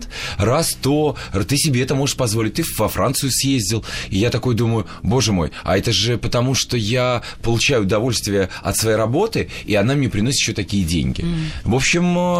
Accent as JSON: {"language": "Russian", "town": "Baku", "country": "Azerbaijan", "tie": "born or raised there", "moved": "yes", "said": "я родился в Баку"}